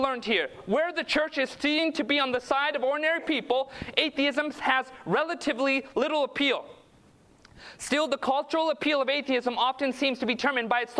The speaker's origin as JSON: {"language": "English", "region": "Southern California", "country": "United States", "tie": "born or raised there", "said": "I grew up in Southern California"}